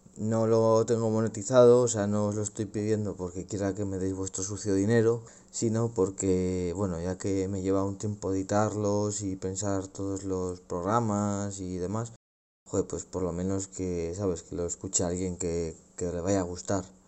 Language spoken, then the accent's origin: Spanish; Logroño, La Rioja, Spain; also born or lived in Amurrio; en mi propia ciudad